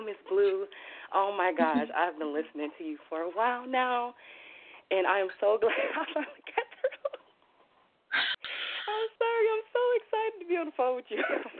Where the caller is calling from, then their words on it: Minnesota, United States; I'm calling from Minnesota.